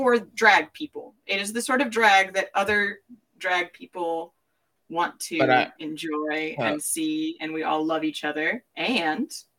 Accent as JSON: {"language": "English", "region": "New York", "country": "United States", "also_born_or_lived": "Nashville, Tennessee", "moved": "yes", "lives_now": "Austin, United States", "said": "I am Jewish. I'm from New York"}